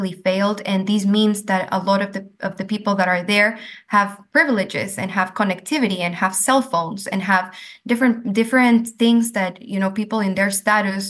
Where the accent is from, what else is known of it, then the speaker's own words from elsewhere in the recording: Ecuador; moved away as an adult; I am from Ecuador and I've lived there my entire life and not based there anymore